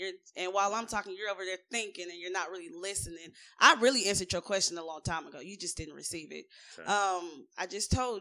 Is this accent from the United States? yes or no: yes; United States; I was born in the United States